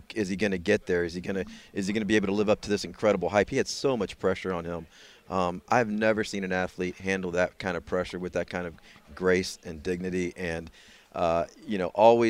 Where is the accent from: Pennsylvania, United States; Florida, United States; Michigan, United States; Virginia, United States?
Florida, United States; Tampa; moved away as an adult; also born or lived in Houston; now in Tampa, United States; I was born and raised in Tampa